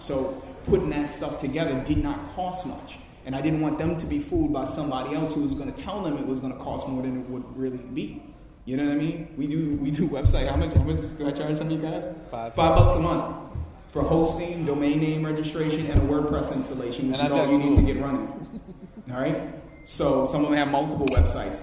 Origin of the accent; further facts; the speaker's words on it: New Orleans, Louisiana, United States; moved away as an adult; now in New York, United States; I'm originally from New Orleans. I went through Hurricane Katrina